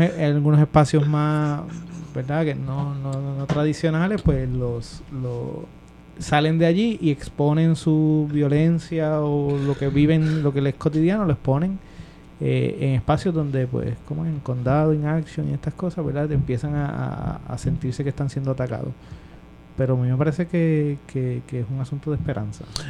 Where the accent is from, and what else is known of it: Puerto Rico